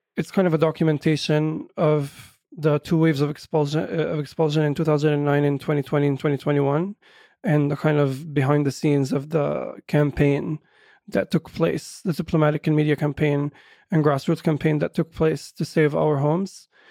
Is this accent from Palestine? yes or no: yes; Jerusalem, Palestine; English is a second language; also born or lived in New York; I was born and raised in Jerusalem. I speak perfect Arabic. I think my, my Arabic writing is much superior to my English writing